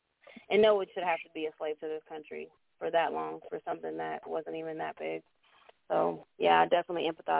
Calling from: Muskogee, Oklahoma, United States; I'm calling from Muskogee, Oklahoma.

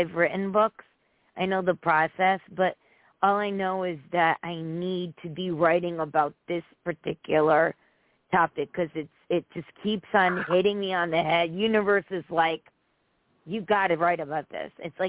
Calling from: Connecticut, United States

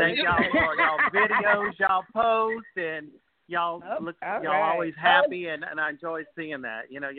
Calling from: New Orleans, Louisiana, United States; I'm calling from New Orleans.

